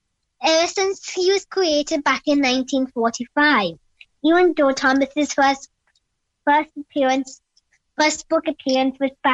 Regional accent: Cork, Munster, Ireland; I was born in 2012 in Cork City, Ireland. I'm 8 years old.

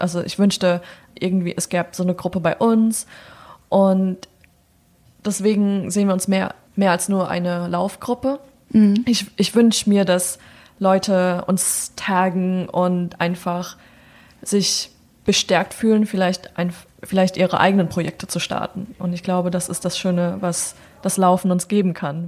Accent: Germany; also born or lived in New York; now in Berlin, Germany; Deutsche sein in Deutschland

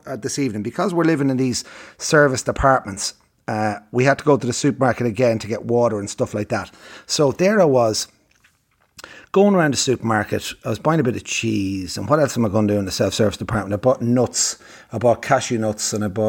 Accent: Ireland

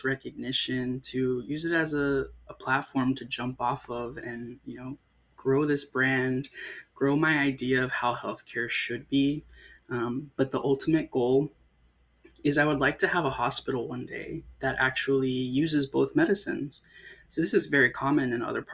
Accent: Sarasota, Florida, United States; also born or lived in South Texas; I grew up in a town called Sarasota

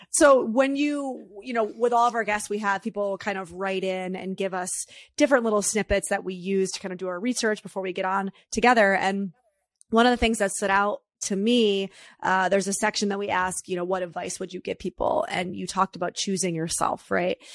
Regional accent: New York, United States; me as a New Yorker therapist

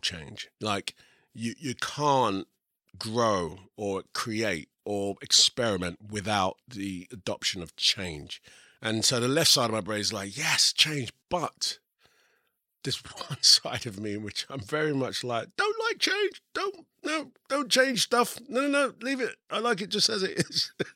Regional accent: England, United Kingdom; I'm English and I'm also part of the Equity Union, I can work here

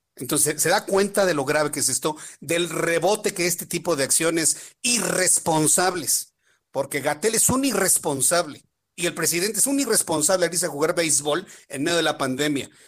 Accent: Mexico

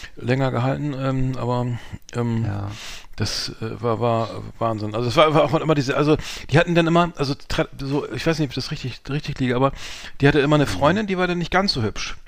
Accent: Bremen, Germany; ich bin ja in Bremen-Mahndorf zur Schule gegangen

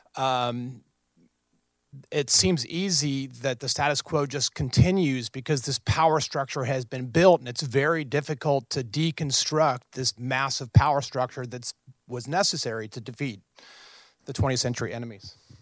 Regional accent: New Orleans, Louisiana, United States; now in Washington, D.C., United States; I'm from New Orleans, Louisiana. I'm interning up here, uh, in D C

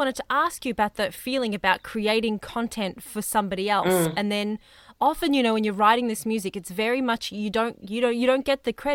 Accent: Melbourne, Victoria, Australia; somebody who has lived most of their life in Melbourne

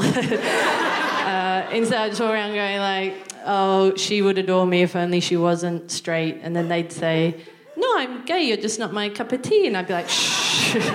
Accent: Newcastle, New South Wales, Australia; moved away as an adult; now in United Kingdom; I'm from um, Newcastle, which is just north of Sydney.

